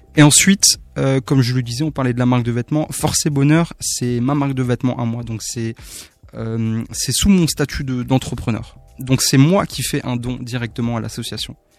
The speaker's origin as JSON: {"language": "French", "town": "Haguenau", "region": "Grand Est", "country": "France", "said": "le centre socio-culturel de, mon quartier, donc de là où je viens, de Waguenau"}